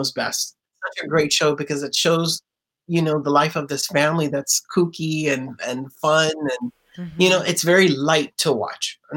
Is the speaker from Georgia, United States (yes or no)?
no; San Antonio, Texas, United States; moved away as an adult; also born or lived in Mumbai, India / Hong Kong; now in Miami, United States; I grew up in Texas. I grew up in San Antonio the whole time